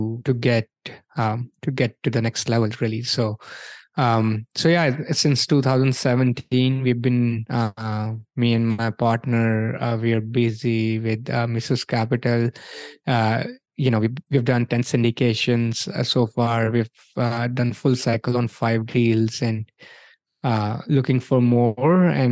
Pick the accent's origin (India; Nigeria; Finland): India; moved away as an adult; also born or lived in New York, United States; now in Orlando, United States; I grew up in India, came here in 2003.